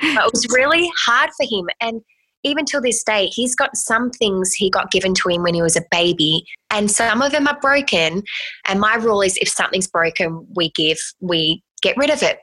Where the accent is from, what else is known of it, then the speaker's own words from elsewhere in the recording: Australia; moved away as an adult; now in United States; I'm actually an Australian who's moved